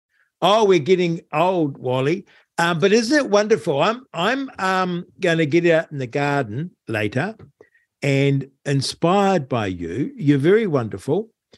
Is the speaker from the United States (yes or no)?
no; New Zealand; born there; But, hey, I was born in New Zealand in 1950. Then the country was certainly well governed.